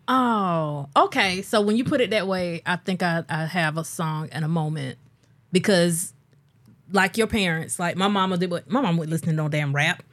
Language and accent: English; a small South Carolina city, United States; I grew up in Little Small, South Carolina City